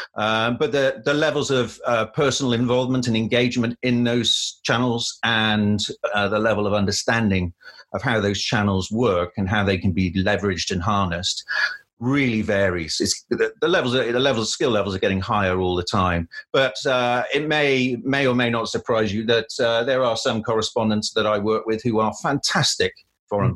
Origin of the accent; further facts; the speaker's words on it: Cardiff, Wales, United Kingdom; moved away as an adult; also born or lived in London; I grew up in Cardiff and lived there for. Uh, 18 years before going off to university